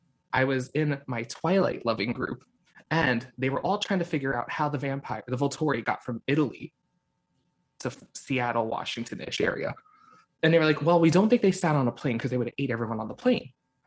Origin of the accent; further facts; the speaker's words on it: Hong Kong; And that's why I started saying I'm adopted from Hong Kong.